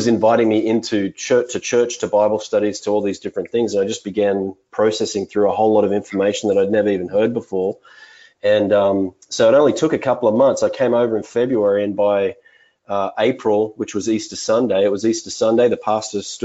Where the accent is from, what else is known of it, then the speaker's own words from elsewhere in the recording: Australia; moved away as an adult; now in Salinas, United States; I grew up in Australia for the first 25 years of my life.